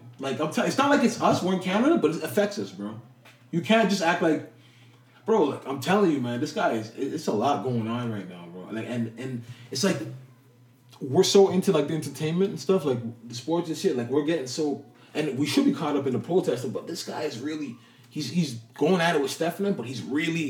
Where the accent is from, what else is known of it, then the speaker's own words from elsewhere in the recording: United States; I'm American.